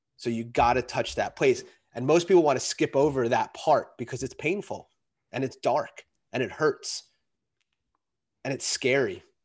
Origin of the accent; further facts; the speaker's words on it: New York, United States; I grew up in New York